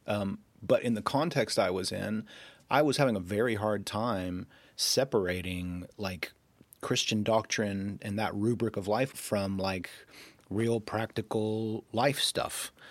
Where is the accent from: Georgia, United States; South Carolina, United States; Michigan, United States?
Georgia, United States; Rome; accent: Southern; you can probably detect a little bit of a Southern accent. That's because I was born and raised in Georgia.